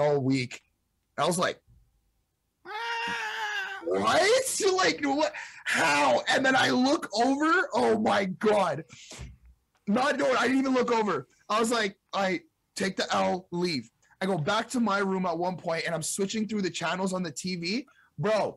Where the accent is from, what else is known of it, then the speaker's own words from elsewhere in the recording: Montreal, Quebec, Canada; we're basically all from Montreal